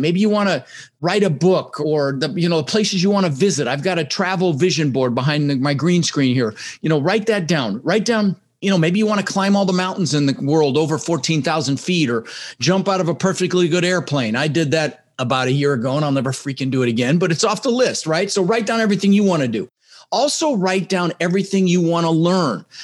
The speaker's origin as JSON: {"language": "English", "town": "Denver", "region": "Colorado", "country": "United States", "tie": "born or raised there", "also_born_or_lived": "Netherlands", "said": "I immigrated to this country when I was six years old with my brother Albert, my mother's Vantje. I was born in the Netherlands in Holland, you know, wooden shoes and windmills. And and we ended up in Denver, Colorado, and we didn't have much"}